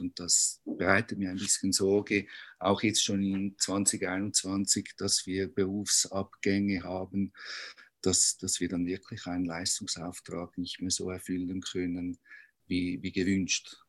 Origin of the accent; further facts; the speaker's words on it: Zurich, Switzerland; Wie man hört, ich komme aus Zürich